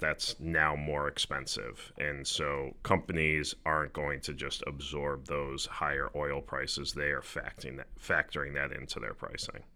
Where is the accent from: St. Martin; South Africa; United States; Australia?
United States; we as American investors